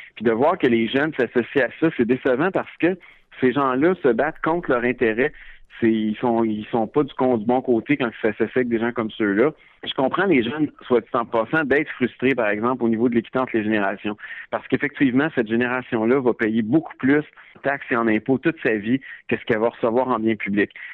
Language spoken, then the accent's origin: French; Quebec, Canada; en tant que Québécois, en tant que jeune